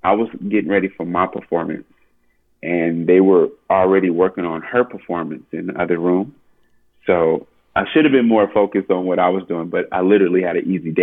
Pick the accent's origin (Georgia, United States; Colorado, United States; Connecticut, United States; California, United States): California, United States; Oakland; I'm from Oakland.